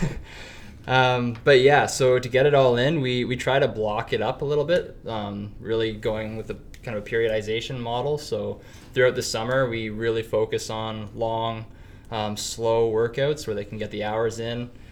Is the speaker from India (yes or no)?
no; Penetanguishene, Ontario, Canada; now in North Bay, Canada; I grew up in Penetang, Ontario, southern Ontario, on Georgian Bay